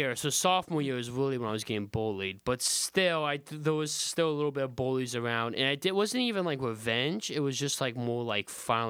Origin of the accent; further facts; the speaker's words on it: Alaska, United States; moved away; Like, you gotta remember I'm from Alaska.